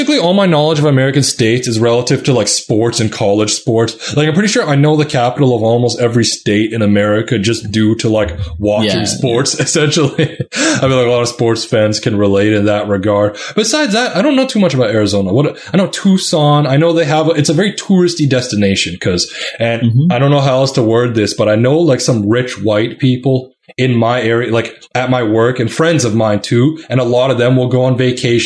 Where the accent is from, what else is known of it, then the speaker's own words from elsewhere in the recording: Canada; I'm Canadian.